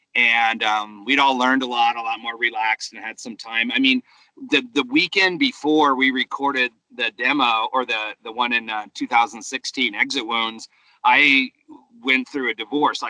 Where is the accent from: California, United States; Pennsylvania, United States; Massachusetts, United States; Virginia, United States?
California, United States; Grass Valley; I was from Grass Valley.